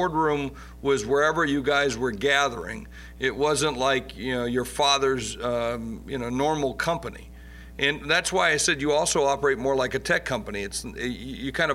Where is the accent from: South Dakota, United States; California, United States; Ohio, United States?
South Dakota, United States; I'm from South Dakota